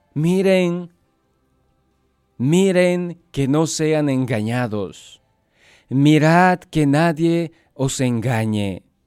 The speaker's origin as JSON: {"language": "Spanish", "country": "Bolivia", "moved": "yes"}